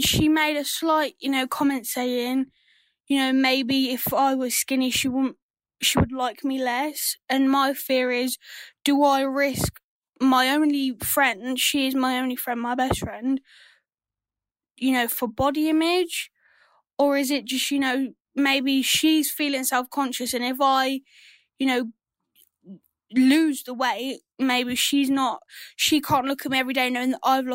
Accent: England, United Kingdom; I'm from England, obviously

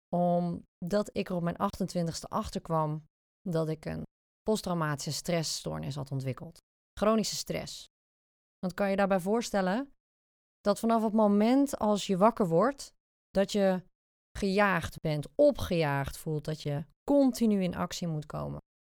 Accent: Zeeland, Netherlands; now in The Hague, Netherlands; ik kom oorspronkelijk uit Zeeland, dus de zeeuw is eigenlijk nooit uit me gegaan

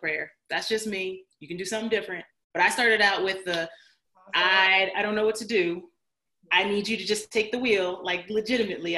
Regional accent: Chicago, Illinois, United States; moved away as an adult; also born or lived in East Coast; I moved 800 miles from home. I moved from Chicago out to the East Coast by myself

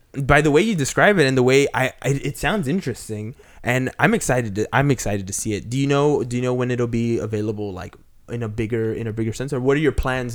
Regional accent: Peru; I was born in Peru

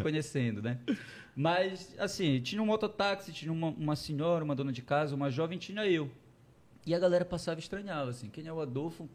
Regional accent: Belém, Pará, Brazil; De Belém, tá. de Belém. Nascido e criado na Marambaia, ali perto do canal Água Cristal.

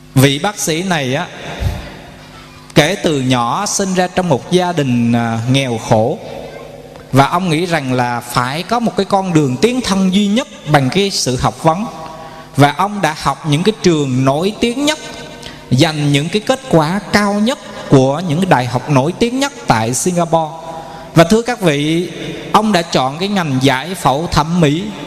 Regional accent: Quy Nhon, Binh Dinh, Vietnam; ở tại quê hương chúng tôi, thành phố Quy Nhơn, tỉnh Bình Định

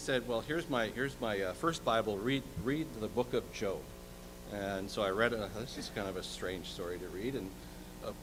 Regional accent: Minnesota, United States; moved away as an adult; now in Shelbyville, United States; I've been in Shelbyville for 17 years, and I'm originally from Minnesota.

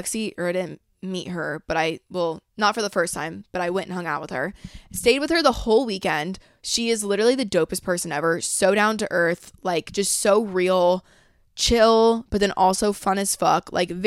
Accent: Georgia, United States; And I was like, yeah, I'm from Georgia. And, like, I talk like this. But I try and, like, minimize it when I come down here because no one talks like that.

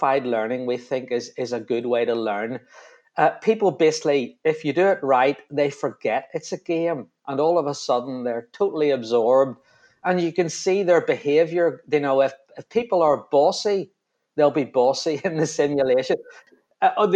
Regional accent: Belfast, Northern Ireland, United Kingdom; From my accent, you probably realise I'm from Belfast

